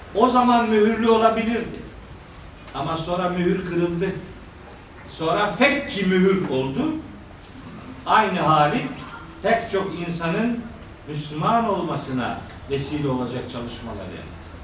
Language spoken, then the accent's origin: Turkish; our Black Sea region, Turkey